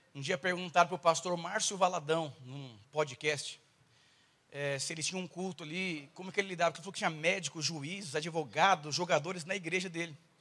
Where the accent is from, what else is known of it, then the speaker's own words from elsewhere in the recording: São Paulo, Brazil; eu sou paulistano